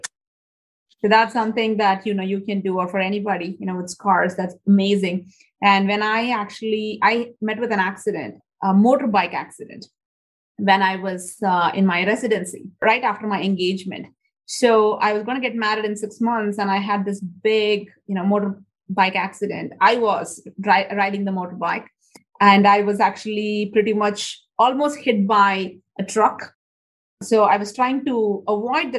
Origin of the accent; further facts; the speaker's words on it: India; moved away; when I was growing up in India